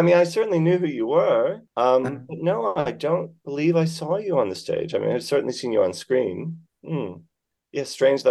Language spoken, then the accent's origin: English; Gardner, Massachusetts, United States; moved away as an adult; also born or lived in Orange, New Jersey; now in Australia; I'm American born. I was born actually in Orange, New Jersey, but I grew up in Gardner, Massachusetts. And then my husband is Australian. So I moved here 23 years ago.